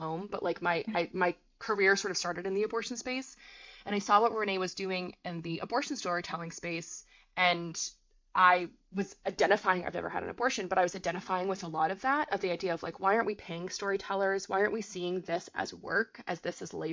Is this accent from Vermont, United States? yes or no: yes; Vermont, United States; moved away; also born or lived in New York City; I grew up in a very small town in Vermont. Still to this day, my hometown does not have a traffic light